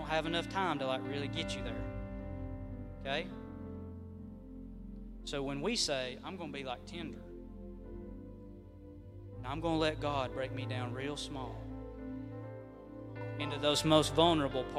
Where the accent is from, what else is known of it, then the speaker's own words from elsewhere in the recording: Southern Highlands, United States; I'm from the Southern Highlands